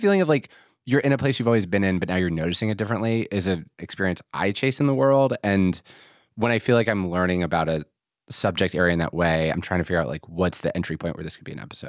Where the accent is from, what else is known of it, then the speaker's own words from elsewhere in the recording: Philadelphia, Pennsylvania, United States; moved away; I'm from Philadelphia.